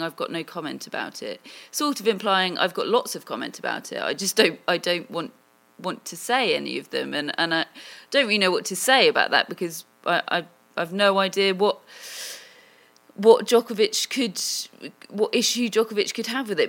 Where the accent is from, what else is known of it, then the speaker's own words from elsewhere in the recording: England, United Kingdom; I am, I am English